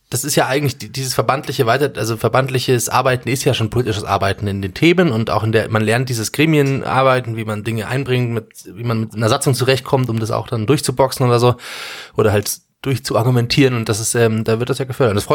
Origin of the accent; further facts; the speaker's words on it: Munich, Bavaria, Germany; Weil ich würde mich immer nach außen hin als Münchner bezeichnen